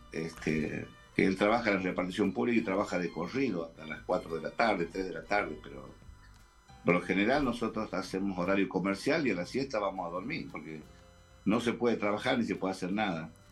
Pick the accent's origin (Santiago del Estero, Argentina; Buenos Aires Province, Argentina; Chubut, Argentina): Santiago del Estero, Argentina; Termas de Río Hondo; now in Santiago del Estero, Argentina; soy de Termas del Riondo, pero vivo en Capital desde los 17 años